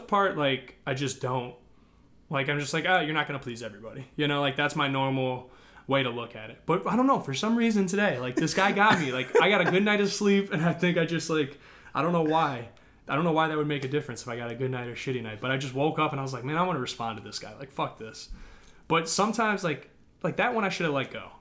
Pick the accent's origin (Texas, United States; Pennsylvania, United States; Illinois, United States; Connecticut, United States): Illinois, United States; Northbrook; I'm from Northbrook